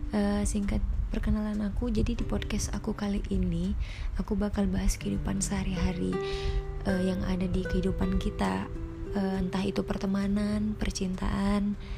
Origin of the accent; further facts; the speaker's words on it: Batam, Riau Islands, Indonesia; umurku 20 tahun Asalku dari Kepulauan Riau, Kota Batam